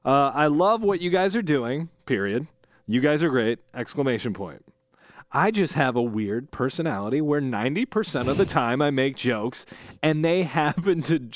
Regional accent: South Bend, Indiana, United States; So from South Bend loosely. Yeah. My hometown.

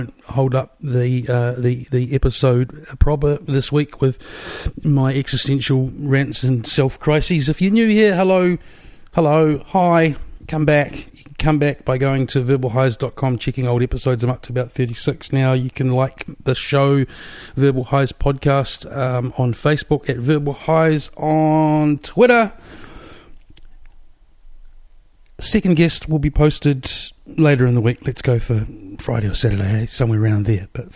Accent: Wellington, New Zealand; moved away; also born or lived in Melbourne; I'm from Wellington

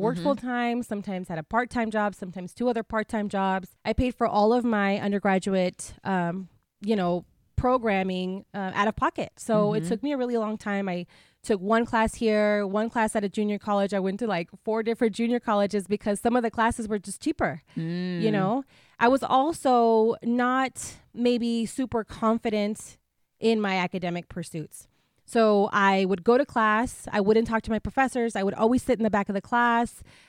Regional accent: Imperial Valley, California, United States; also born or lived in Mexicali, Mexico; So I was born in Mexicali, Mexico, mm-hmm. and I was raised in a small border town in California called the Imperial Valley. It's a really small town, and it's about a four-hour drive from here.

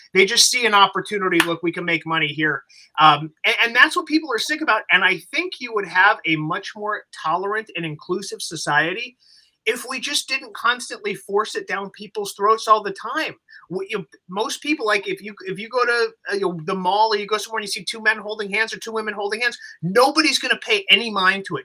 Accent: Los Angeles, California, United States; I come from Los Angeles.

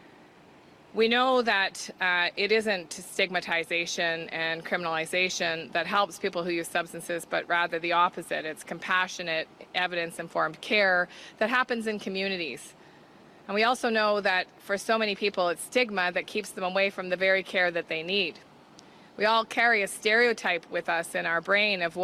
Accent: Thunder Bay, Ontario, Canada; I'm the Minister of Health for Canada, and I come from Thunder Bay, Ontario, which is your neighbor

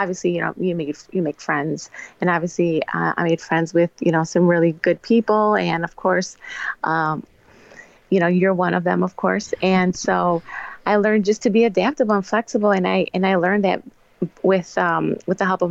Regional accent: Elgin, Illinois, United States; Born and raised in Elgin. Elgin is my hometown and it'll always be my hometown

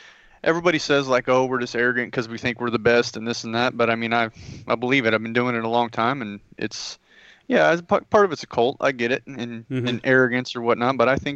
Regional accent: Yellville, Arkansas, United States; moved away as an adult; I'm from a small town in north central Arkansas called Yellville.

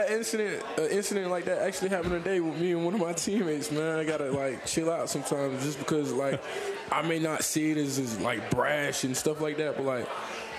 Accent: Atlanta, Georgia, United States; moved away as an adult; also born or lived in Charleston, South Carolina; now in Louisville, United States; I was born in South Carolina, Charleston, South Carolina, mm-hmm. And at the age of 8, I moved to Atlanta.

